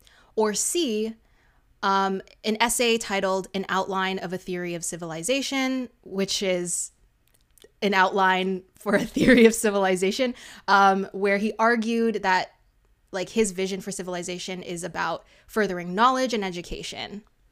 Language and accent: English; Canada; We're just Canadian.